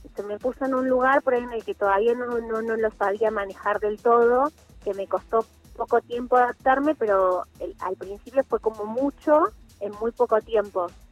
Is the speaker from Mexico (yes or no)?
no; Mar del Plata, Buenos Aires Province, Argentina; yo soy de Mar de Plata, Inicié mi carrera hace 14 años, a los 17